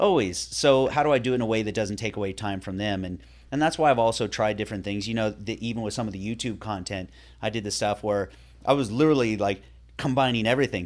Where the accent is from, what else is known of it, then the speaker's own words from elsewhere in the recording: Northern California, United States; now in Florida, United States; I grew up in Northern California